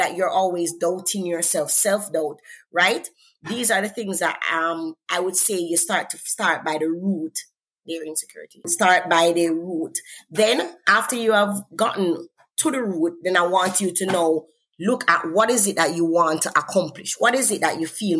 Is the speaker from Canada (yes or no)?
no; Jamaica; accent: Jamaican; I'm from Jamaica, I come from an accent